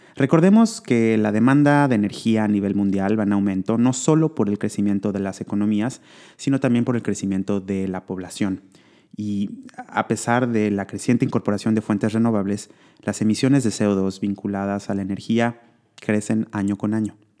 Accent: Mexico; mexicana como yo

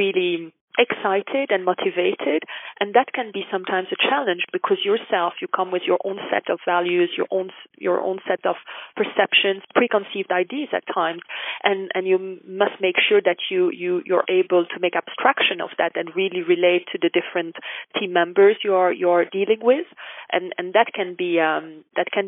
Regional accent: Belgium; moved away as an adult; also born or lived in United States / Kuwait; now in Dubai, United Arab Emirates; I'm from Belgium originally

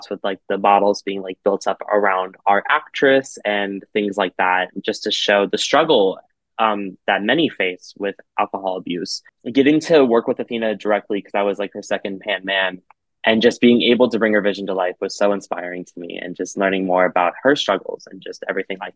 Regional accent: Arizona, United States; I'm from Arizona.

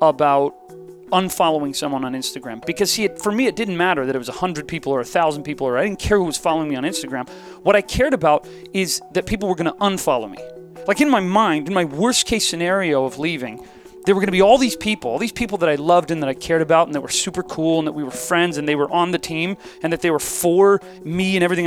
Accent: Ohio, United States; I am from Ohio

